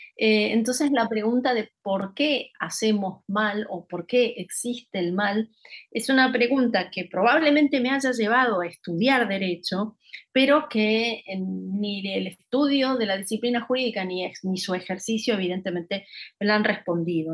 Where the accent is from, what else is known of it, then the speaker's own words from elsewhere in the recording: Rosario, Santa Fe, Argentina; moved away as an adult; also born or lived in Buenos Aires; mi ciudad natal, que es Rosario, Argentina